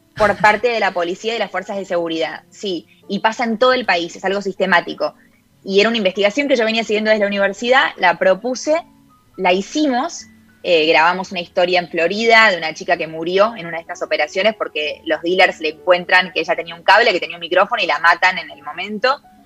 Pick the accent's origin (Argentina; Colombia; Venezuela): Argentina; first language Spanish; moved away as an adult; now in United States; mi característica de ser argentina, de que el inglés está bien que vivo acá hace 10 años, pero no es mi primera lengua